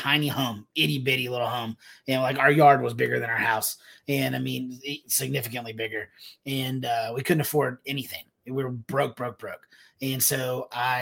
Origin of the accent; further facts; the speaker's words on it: Texas, United States; moved away as an adult; also born or lived in Alabama / Georgia / Phoenix, Arizona; coming back to Texas after 8 years allows us to solidify that because this is home. This is where our friends are